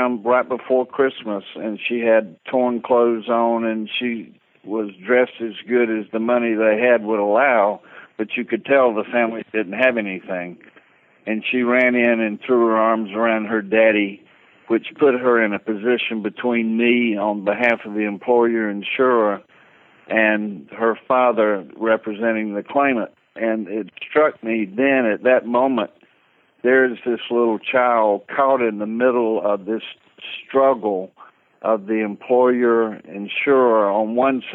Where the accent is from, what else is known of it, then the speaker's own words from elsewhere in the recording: Valdosta, Georgia, United States; I'm from what we call Titletown. ESPN came down a couple of years ago and established Valdosta as Titletown, USA